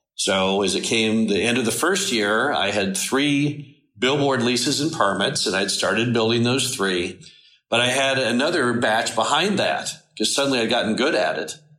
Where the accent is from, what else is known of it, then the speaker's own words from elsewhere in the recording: Dallas, Texas, United States; moved away; I grew up in Dallas, went to Stanford University